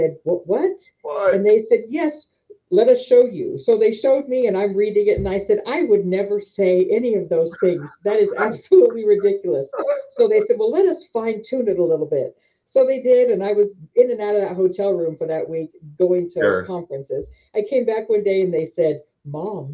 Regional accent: Southern California, United States; moved away as an adult; also born or lived in Las Vegas, Nevada; now in Pueblo, United States; I was born and raised in California

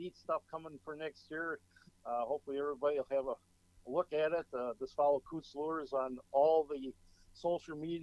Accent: Oshkosh, Wisconsin, United States; also born or lived in Jackson, Michigan / Appleton, Wisconsin; I was born and raised in Oshkosh, Wisconsin

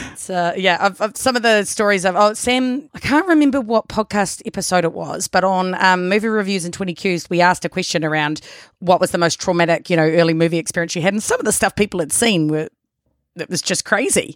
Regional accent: New Zealand; accent: Kiwi; moved away; also born or lived in Australia

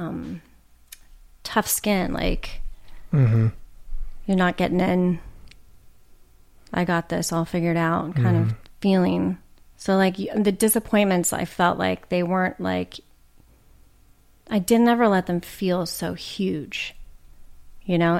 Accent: Orange County, California, United States; I grew up in Orange County, which that's a whole other reality.

